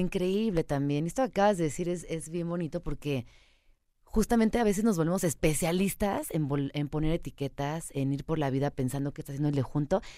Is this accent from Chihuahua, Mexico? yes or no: no; Mexico City, Mexico; yo soy chilanga, yo crecí en esta ciudad